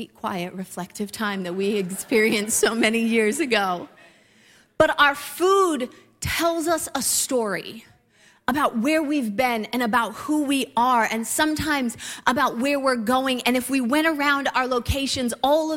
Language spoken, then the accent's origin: English; Ohio, United States; a couple who grew up in Midwest Ohio